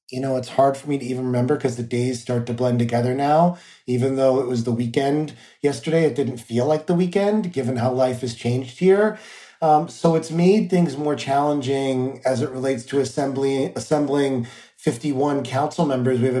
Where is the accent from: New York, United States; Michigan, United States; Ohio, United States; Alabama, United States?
New York, United States; I find that as an elected official, but I also know that as a New Yorker that uh, days are like roller coasters for people